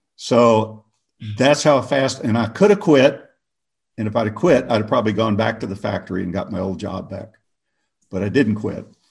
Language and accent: English; Oklahoma, United States; moved away as an adult; I grew up in Oklahoma